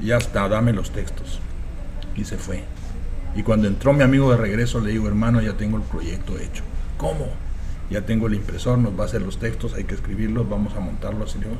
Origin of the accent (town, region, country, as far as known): Guatemala; moved away as an adult; now in United States